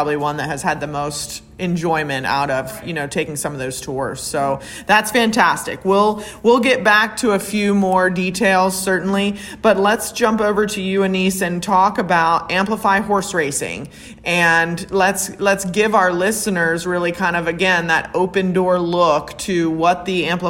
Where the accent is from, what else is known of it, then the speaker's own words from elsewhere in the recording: Maryland, United States; now in Kentucky, United States; I'm from Maryland. My family is not from here